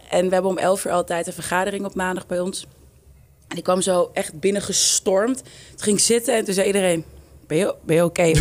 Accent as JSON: {"language": "Dutch", "town": "Amsterdam", "region": "North Holland", "country": "Netherlands", "said": "hoe meer ik het waardeer waar ik vandaan kom. Ehm, en voor mij heeft Amsterdam Zuidoost super veel voor me betekent. Ik denk dat het echt gemaakt heeft wie ik ben."}